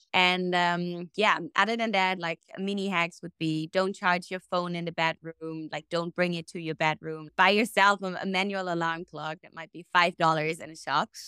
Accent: Germany; moved away as an adult; also born or lived in Australia; now in Bali, Indonesia; I was born and raised a German potato, and then, um, spread my wings and, uh, flew out to beautiful Australia.

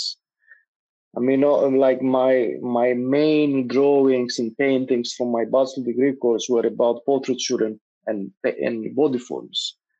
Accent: Greece; moved away as an adult; now in London, United Kingdom; growing up in Greece and small societies

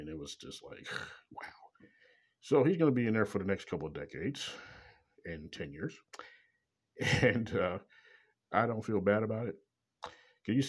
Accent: Kansas City, Missouri, United States; Coming live direct from Kansas City, Missouri, my hometown

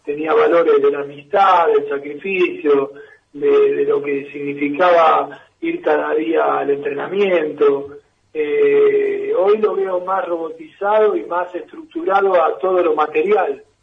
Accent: Argentina; Me crié en los Babis con toda la familia de Maradona

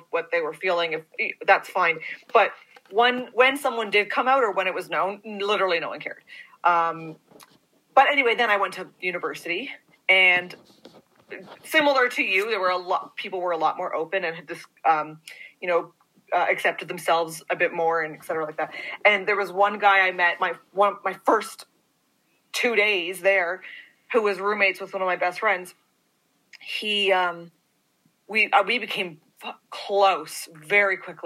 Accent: Toronto, Ontario, Canada; I grew up in Toronto, but I grew up in the suburbs

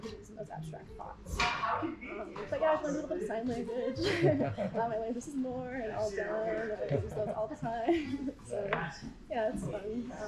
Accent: New York, United States; moved away; I'm from New York originally

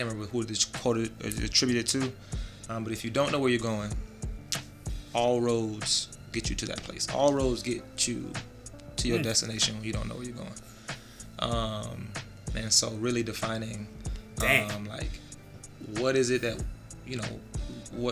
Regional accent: Jacksonville, Florida, United States; I'm from Jacksonville

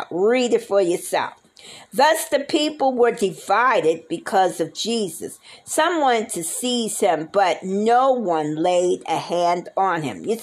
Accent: New York, United States; also born or lived in Nebraska; I lived in Nebraska for uh, eight and a half years. I didn't reside from Nebraska. I came from New York. And I've been all over the place.

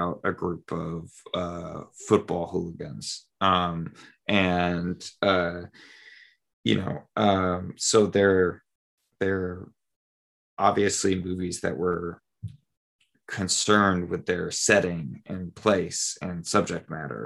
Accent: United States; as an American

